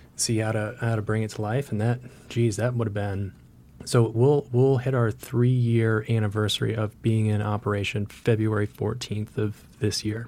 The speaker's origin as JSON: {"language": "English", "region": "Vermont", "country": "United States", "tie": "born or raised there", "said": "growing up in Vermont"}